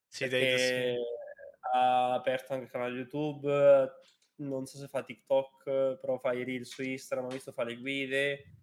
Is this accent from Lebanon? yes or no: no; Spain; Italian is a second language; l'anno scorso, per io sono di Spagna